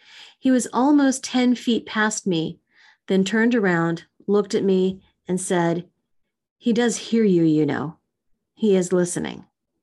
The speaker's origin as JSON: {"language": "English", "region": "Missouri", "country": "United States", "tie": "born or raised there", "said": "happened in my home state of Missouri."}